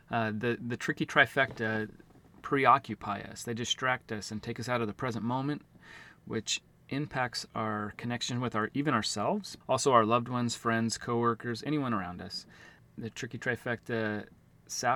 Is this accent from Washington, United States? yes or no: yes; Auburn, Washington, United States; I'm from Auburn, Washington, which is the Seattle-Tacoma area.